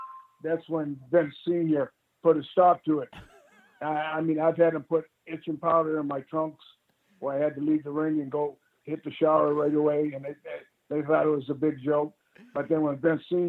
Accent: Canada; the Afro-Canadians or whatever you want to call us

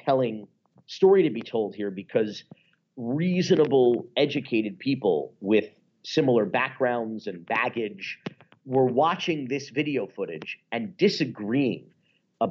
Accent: North Miami Beach, Florida, United States; growing up in North Miami Beach

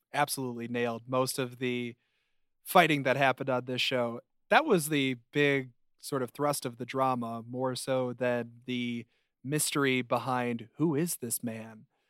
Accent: Chicago, Illinois, United States

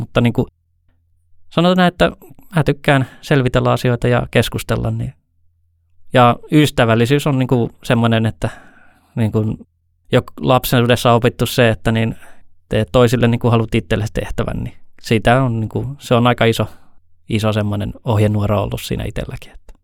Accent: Ylihärmä, South Ostrobothnia, Finland; also born or lived in Helsinki / Eastern Finland; kahdeksanvuotiaasta lähtien ollut Pohjanmaalla, Etelä-Pohjanmaalla Ylihärmässä

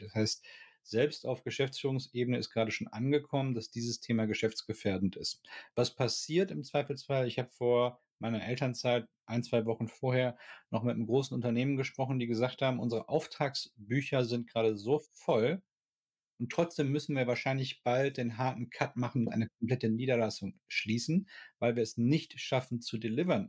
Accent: Ruhr area, North Rhine-Westphalia, Germany; ich komme aus dem Ruhrgebiet

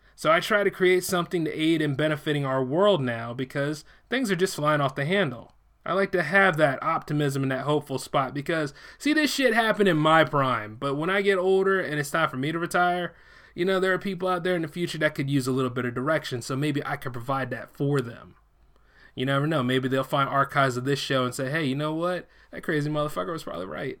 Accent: United States; I am a born American citizen

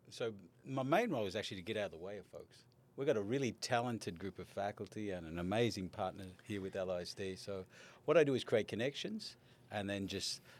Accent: Laredo, Texas, United States; I'm here from Laredo.

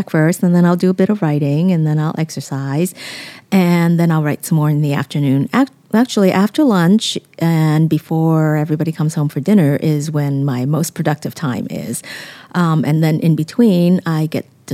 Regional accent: Vancouver, British Columbia, Canada; English is a second language; moved away; also born or lived in Hong Kong; I grew up a city girl. I grew up in Hong Kong and then Vancouver.

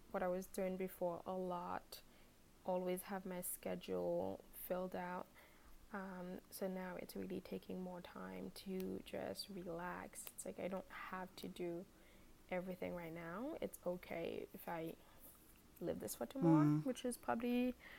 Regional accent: Haiti; now in New York, United States; I was born and raised in Haiti

